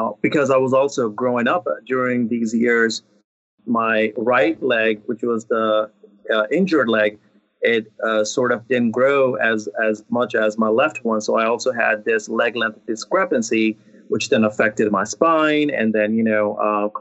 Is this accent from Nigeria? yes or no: no; India; moved away; I was born and raised in India